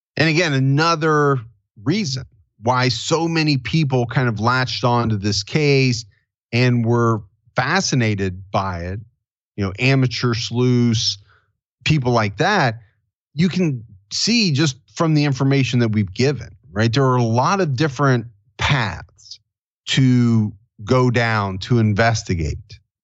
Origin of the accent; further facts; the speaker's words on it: Ohio, United States; my home state of Ohio